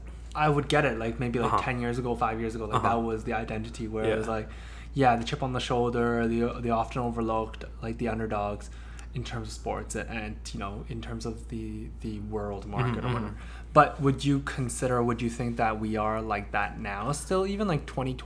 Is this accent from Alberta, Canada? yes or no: no; Toronto, Ontario, Canada; also born or lived in Hong Kong; even though I was born there, but I grew up here, like every time someone says, hey, like, where are you from? Like, I have to make it known that, okay, you know what? Like, I'm from Toronto.